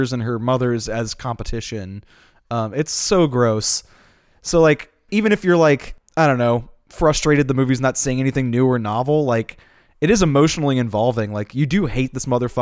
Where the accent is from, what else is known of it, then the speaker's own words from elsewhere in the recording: United States; as American